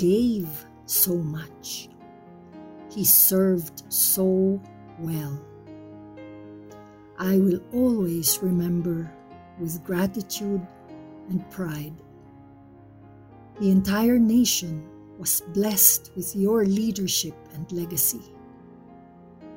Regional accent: Philippines; As a Filipino

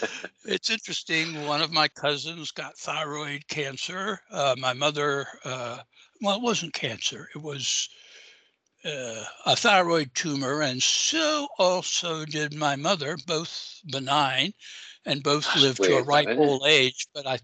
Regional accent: Augusta, Georgia, United States; moved away; nothing other than the famous golf tournament ever happens in my hometown

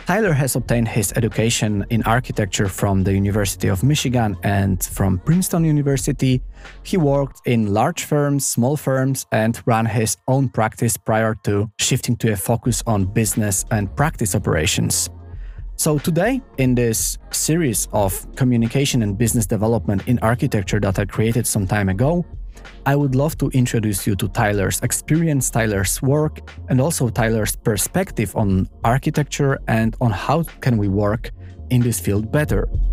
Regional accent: Poland; moved away; I am extremely proud of my home country

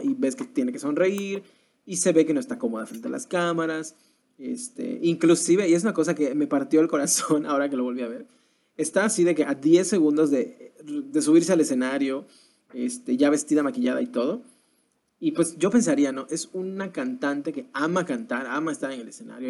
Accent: Mexico; como mexicanos

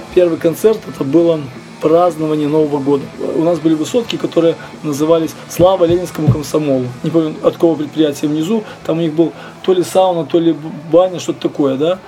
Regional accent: Grodno, Grodno Region, Belarus; also born or lived in Minsk / Poland; в 80 четвертом году его перевели в Гродно, и еще все, всю сознательную жизнь я практически провел здесь

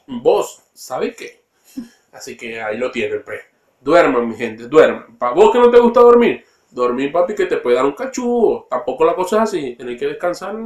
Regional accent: Maracaibo, Zulia, Venezuela; now in Coyhaique, Chile; Los dos somos maracuchos

